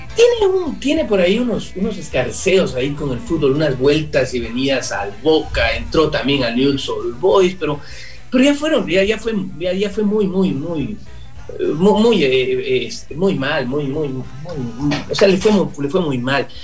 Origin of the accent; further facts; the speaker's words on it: Ecuador; los ecuatorianos nos sentíamos como que representados